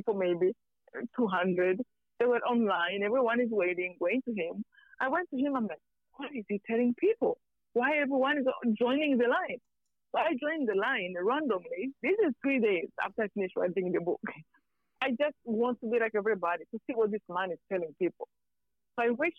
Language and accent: English; Rwanda; moved away; I'm from Rwanda.